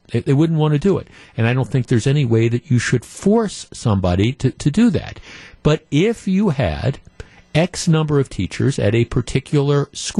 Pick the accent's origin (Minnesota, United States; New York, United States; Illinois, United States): Illinois, United States; I'm from the Chicago suburbs. I'm a female.